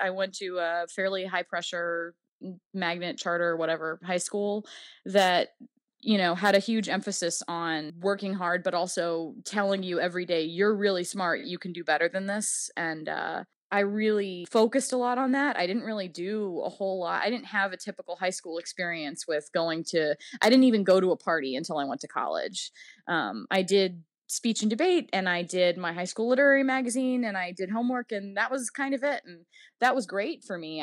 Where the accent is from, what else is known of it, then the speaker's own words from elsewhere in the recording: New Orleans, Louisiana, United States; moved away; also born or lived in Virginia; I grew up in the Deep South. New Orleans is very different than most of the rest of the Deep South